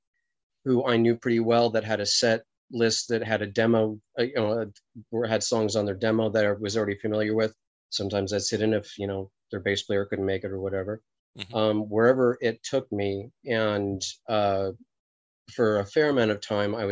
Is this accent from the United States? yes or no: yes; Los Angeles, California, United States; I hail from Los Angeles, California